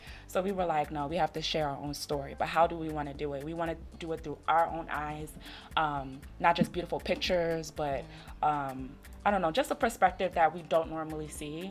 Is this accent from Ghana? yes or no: yes; Ghana; We're from Ghana.